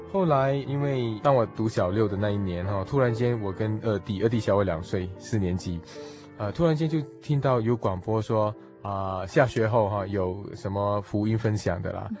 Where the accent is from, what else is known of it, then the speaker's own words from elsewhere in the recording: Singapore; moved away; 我是来自新加坡